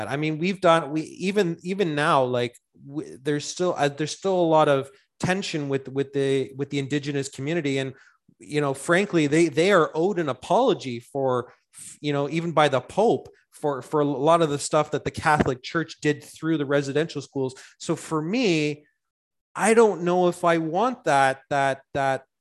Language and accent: English; Ontario, Canada; also born or lived in Calgary; I am proud to be a Canadian, and I was born in I was born in Calgary, raised in Ontario.